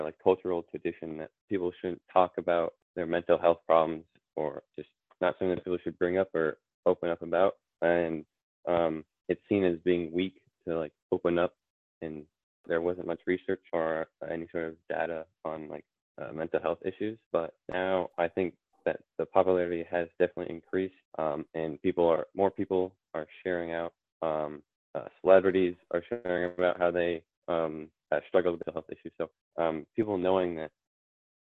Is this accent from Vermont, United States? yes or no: yes; Vermont, United States; I'm from Vermont, United States.